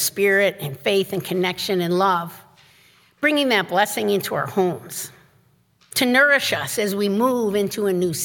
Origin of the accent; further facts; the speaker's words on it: Chicago, Illinois, United States; growing up in Chicago